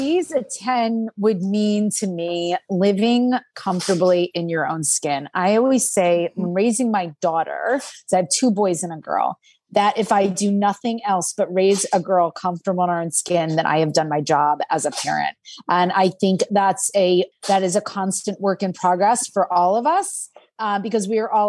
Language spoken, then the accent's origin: English; Princeton, New Jersey, United States; Remember, I'm from Princeton.